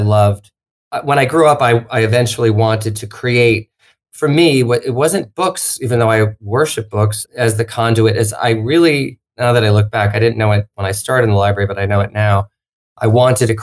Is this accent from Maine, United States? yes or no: no; Long Island, New York, United States; I grew up in Long Island outside of New York City and, suburbia